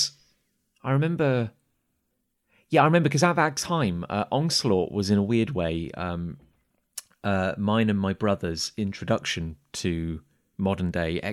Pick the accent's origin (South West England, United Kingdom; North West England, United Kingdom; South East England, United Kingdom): South West England, United Kingdom; Gloucester; because I grew up in Gloucester, and we had a little shop called Collector's Choice